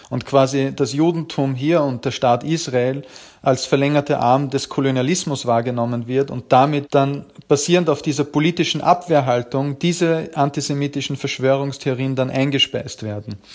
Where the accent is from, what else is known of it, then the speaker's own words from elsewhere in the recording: Upper Austria, Austria; Na, ich komme eigentlich aus dem ländlichen Bereich, aus Oberösterreich, in der Gegend, also im Nachbarbezirk von Braunau, wo Hitler geboren wurde.